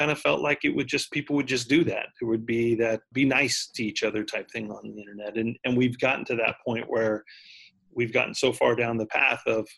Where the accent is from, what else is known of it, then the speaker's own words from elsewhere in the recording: Texas, United States; I grew up in Texas, so it's kind of like the Texas weather